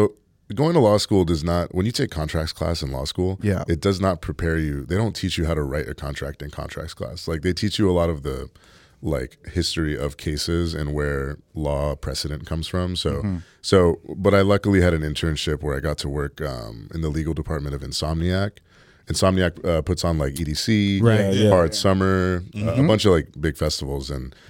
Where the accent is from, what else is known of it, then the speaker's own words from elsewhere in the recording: San Francisco, California, United States; No, I'm from San Francisco.